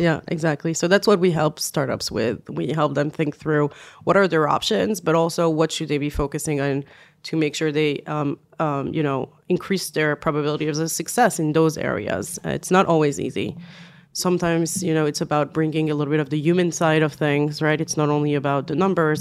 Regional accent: France; accent: French; English is a second language; also born or lived in United States / Israel; now in Tel Aviv, Israel; I'm originally from France, as some of you may hear from my accent.

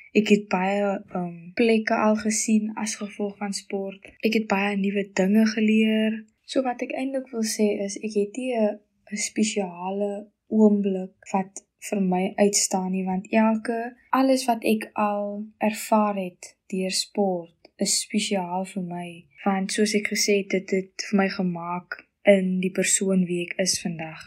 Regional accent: Goedverwag, Western Cape, South Africa; Ek is van Goedverwag ongeveer so 20 km buite Boketberg

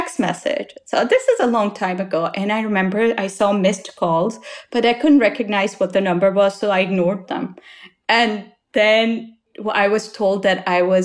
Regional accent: Lahore, Punjab, Pakistan; now in United States; I had as a young child growing up in Lahore, in my grandparents' house

